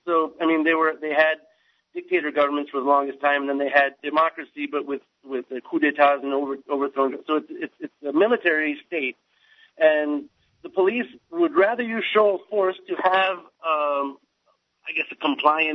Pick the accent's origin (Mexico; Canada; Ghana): Canada; moved away as an adult; also born or lived in United States; now in South Korea; I was born in the States to Canadian parents, and I was raised in Canada